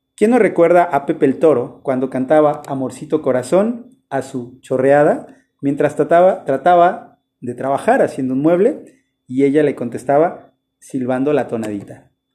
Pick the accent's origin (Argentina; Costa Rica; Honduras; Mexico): Mexico; existen lugares comunes y visiones de mundo que compartimos incluso actualmente como mexicanos